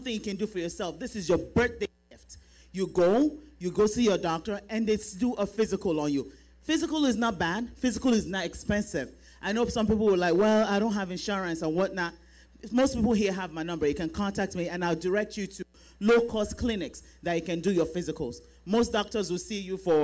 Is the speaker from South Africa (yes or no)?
no; Nigeria; now in United States; we are Nigerian women